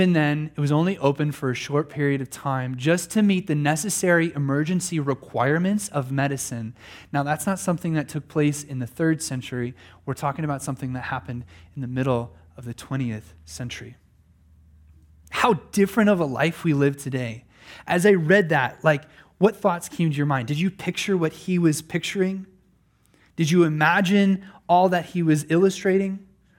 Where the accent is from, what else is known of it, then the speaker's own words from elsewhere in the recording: Pennsylvania, United States; I remember in my own lifetime, just a boy growing up in Pennsylvania, that I never heard the sound of a lawnmower on Sunday.